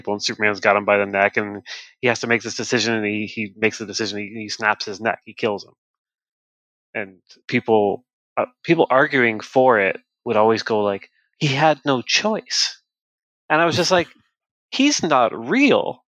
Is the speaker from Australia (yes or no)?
no; Canada; I'm Canadian, so it's a different government.